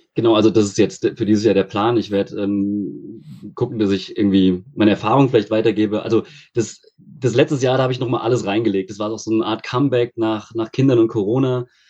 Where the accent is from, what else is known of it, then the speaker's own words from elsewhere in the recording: near Frankfurt, Hesse, Germany; now in Freiburg, Germany; Aus der Nähe von Frankfurt.